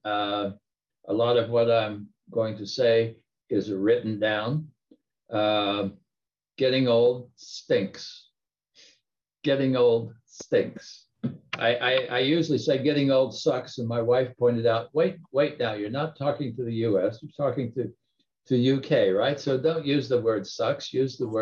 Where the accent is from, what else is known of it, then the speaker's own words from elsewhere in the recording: Appalachian Mountains, United States; moved away; I grew up in the Appalachian Mountains coal mining country, backcountry in the US.